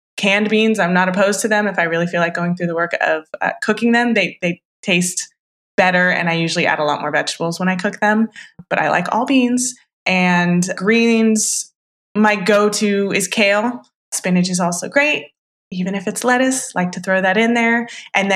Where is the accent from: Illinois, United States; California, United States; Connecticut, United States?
California, United States; Northern; I grew up in Northern California